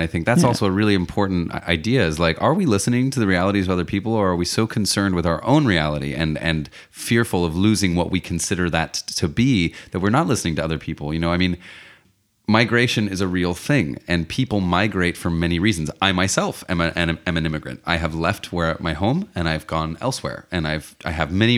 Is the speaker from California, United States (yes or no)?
no; Texas, United States; I'm from Texas.